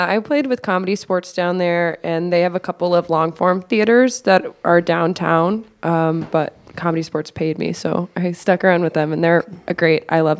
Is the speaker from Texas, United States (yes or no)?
yes; Houston, Texas, United States; moved away as an adult; I'm from Houston, Texas.